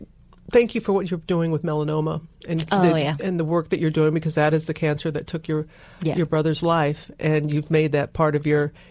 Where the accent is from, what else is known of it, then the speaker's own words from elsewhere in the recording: the South, United States; Katrina blowing away my hometown